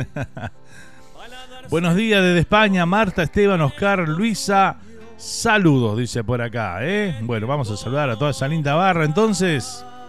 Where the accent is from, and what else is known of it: Uruguay